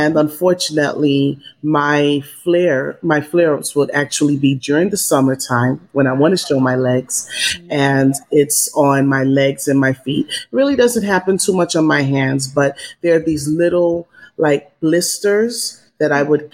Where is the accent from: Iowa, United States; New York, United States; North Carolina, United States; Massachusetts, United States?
New York, United States; now in Los Angeles, United States; I'm a New Yorker originally